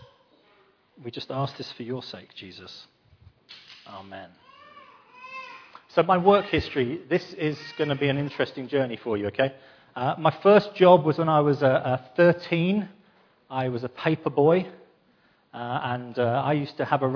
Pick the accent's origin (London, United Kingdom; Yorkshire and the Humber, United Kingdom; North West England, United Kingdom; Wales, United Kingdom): London, United Kingdom; I'm from London